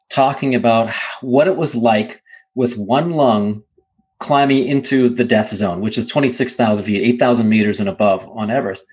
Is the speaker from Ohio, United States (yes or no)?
yes; Willard, Ohio, United States; a normal kid growing up in Willard, Ohio